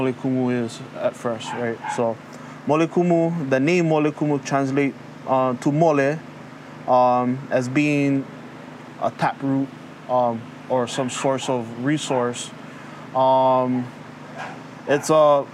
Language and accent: English; Hawaii, United States; first language Hawaiian; English is a second language; He kupa au I keia pai aina o Hawaii. Noho au I ka awawa o Nanakuli.